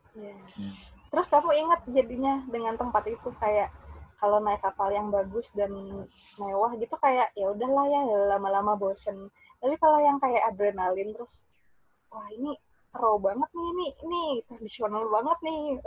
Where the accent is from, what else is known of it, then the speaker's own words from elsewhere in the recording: Samarinda, East Kalimantan, Indonesia; moved away as an adult; saya ini orang Samarinda gitu. Saya dari kecil di Samarinda